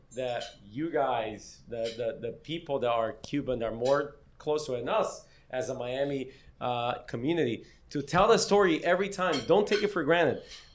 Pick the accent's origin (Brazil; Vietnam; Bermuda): Brazil; also born or lived in Palestine; now in Hialeah, United States; growing up in Brazil, the idea of Cuba is a very different idea of what Cuba is. And then you go to Palestine